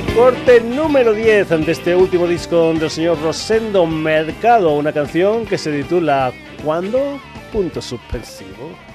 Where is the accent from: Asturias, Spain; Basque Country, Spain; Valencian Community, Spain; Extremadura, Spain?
Extremadura, Spain; moved away; cuando voy para Extremadura, para mi pueblo